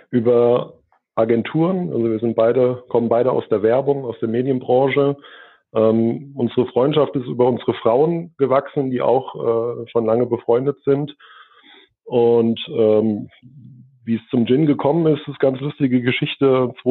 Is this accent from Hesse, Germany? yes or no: yes; Pohlheim, Hesse, Germany; ich komme äh, auch aus der Nähe von Gießen, aus Polheim, äh, bin Baujahr 81